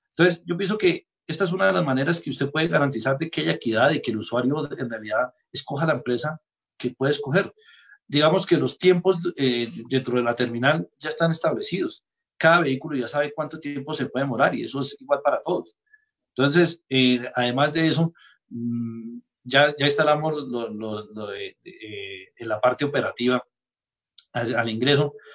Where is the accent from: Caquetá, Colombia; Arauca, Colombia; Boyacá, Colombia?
Boyacá, Colombia; nosotros, digamos, los boyacenses